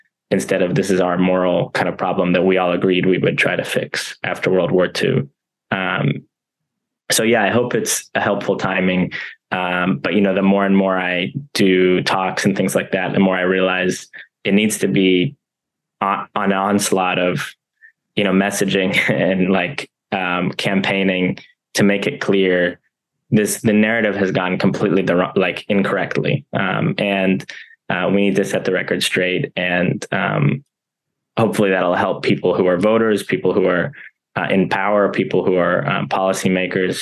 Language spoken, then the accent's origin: English; United States; born or raised there